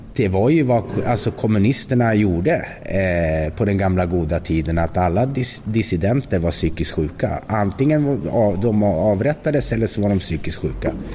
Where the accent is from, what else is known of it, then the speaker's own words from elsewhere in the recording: Västerbotten County, Sweden; moved away; also born or lived in Småland; jag kom ju där uppe från Västerbotten